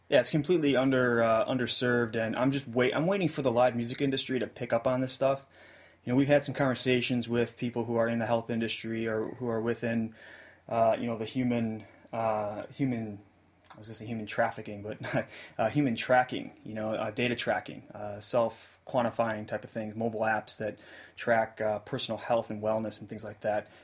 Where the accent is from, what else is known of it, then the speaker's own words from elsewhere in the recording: United States; as American music fans